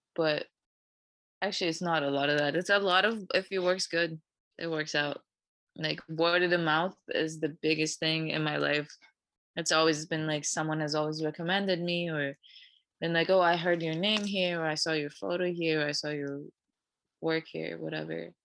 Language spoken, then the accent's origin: English; Vancouver, British Columbia, Canada; moved away as an adult; also born or lived in Toronto; i grew up in vancouver